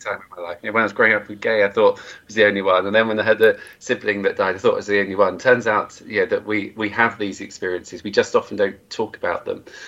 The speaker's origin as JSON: {"language": "English", "area": "Cornwall", "region": "South West England", "country": "United Kingdom", "tie": "born or raised there", "said": "I grew up in Cornwall uh, in the 70s and 80s."}